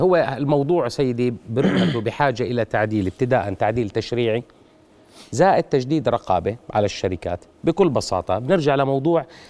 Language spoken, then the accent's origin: Arabic; Jordan; عندنا بالاردن 23 شركه تامين